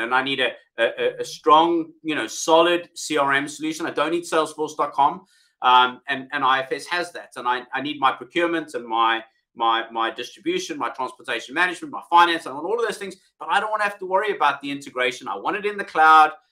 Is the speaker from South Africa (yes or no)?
yes; South Africa; accent: South African; moved away as an adult; now in United Kingdom; originally from South Africa, as you can hear from my accent, although I've been in the UK now for um, 12 years